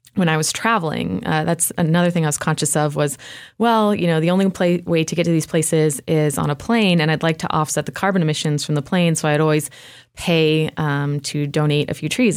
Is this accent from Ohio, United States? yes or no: no; Spartanburg, South Carolina, United States; moved away as an adult; now in Asheville, United States; My hometown is, uh, Spartanburg, which is about an hour south of here